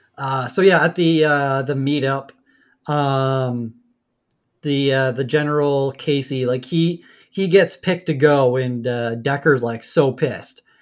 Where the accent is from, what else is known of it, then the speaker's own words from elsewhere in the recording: Canada; we're Canadian